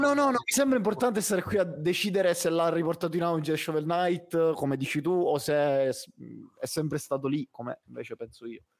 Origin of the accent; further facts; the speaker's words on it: Southern Italy, Italy; sono terrone